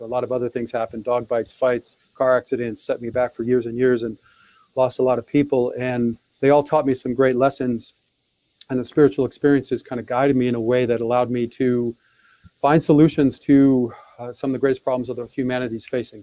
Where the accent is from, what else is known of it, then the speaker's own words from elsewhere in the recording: Detroit, Michigan, United States; I was born in Detroit, Michigan in 1966